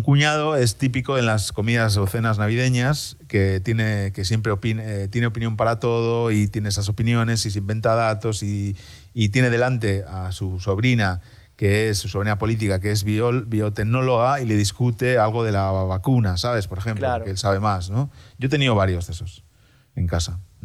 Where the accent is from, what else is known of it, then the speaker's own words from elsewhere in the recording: Spain; moved away as an adult; now in Berlin, Germany; soy español, ¿no? Y muy español